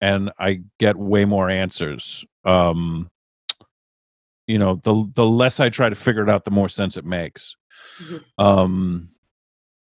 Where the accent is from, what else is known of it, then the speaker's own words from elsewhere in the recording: Rhode Island, United States; I'm from Rhode Island